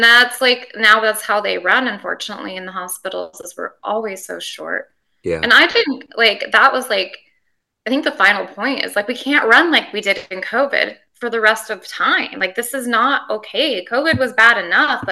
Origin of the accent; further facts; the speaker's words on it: Montana, United States; born and raised in Montana on a ranch